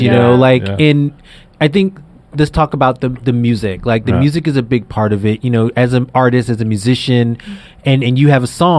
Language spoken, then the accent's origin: English; New York City, New York, United States; I grew up in Brownsville